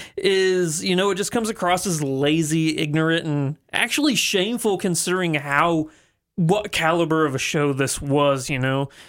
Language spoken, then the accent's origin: English; the Ozarks, United States; Half of the people I grew up with on the Ozarks